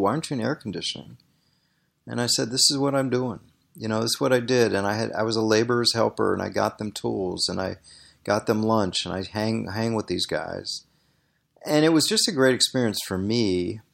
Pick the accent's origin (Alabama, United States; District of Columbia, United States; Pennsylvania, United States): District of Columbia, United States; Washington; I grew up in Washington, D.C.